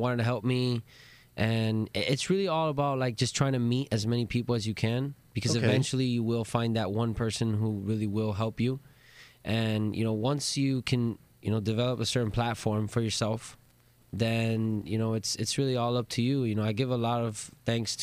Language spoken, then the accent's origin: English; Miami, Florida, United States; moved away as an adult; now in Los Angeles, United States; I'm actually from Miami, man. Born and raised